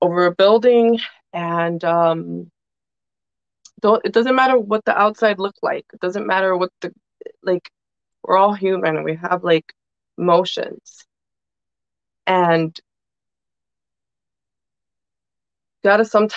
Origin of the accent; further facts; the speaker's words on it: New York City, New York, United States; also born or lived in Dominican Republic (family); I was born and raised here